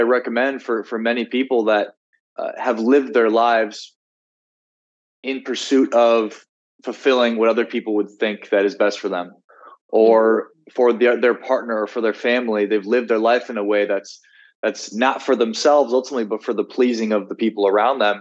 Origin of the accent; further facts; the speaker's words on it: South Dakota, United States; moved away; also born or lived in Miami, Florida; I was from South Dakota. I felt a sense of obligation to the people there to be a certain way